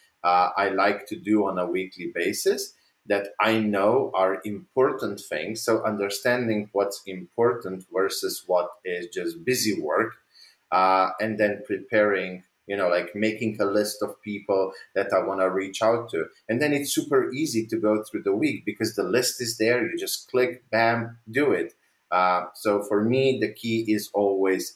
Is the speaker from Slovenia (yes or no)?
yes; Slovenia; moved away; I come from Slovenia. I'm not living there anymore, but I'm from Slovenia.